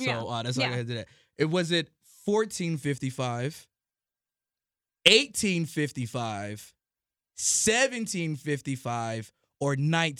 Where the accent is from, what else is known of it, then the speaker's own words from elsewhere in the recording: Richmond, Virginia, United States; I'm from Richmond.